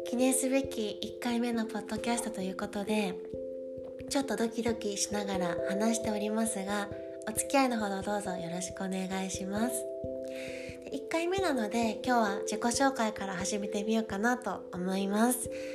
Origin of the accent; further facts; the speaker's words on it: Koga, Fukuoka, Japan; moved away as an adult; now in Paris, France; 生まれ出身は九州の福岡県です福岡県で、えっと、子供の頃から小学校中学校まで古賀市